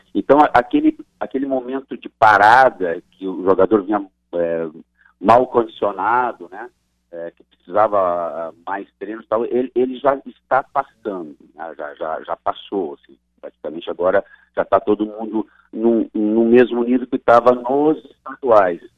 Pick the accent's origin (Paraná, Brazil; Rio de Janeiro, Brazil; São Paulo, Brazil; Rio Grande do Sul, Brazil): Rio Grande do Sul, Brazil; Gaúcho; also born or lived in Pernambuco; now in Paraíba, Brazil; eu sou gaúcho